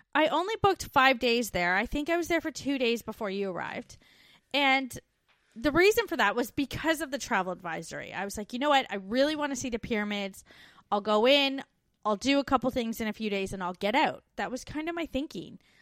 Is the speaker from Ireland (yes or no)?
no; Canada; moved away; We're two Canadian expats now living in Australia